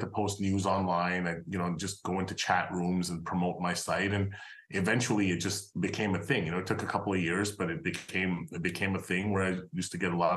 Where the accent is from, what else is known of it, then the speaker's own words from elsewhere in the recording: Montreal, Quebec, Canada; I'm Canadian. I actually grew up in Montreal.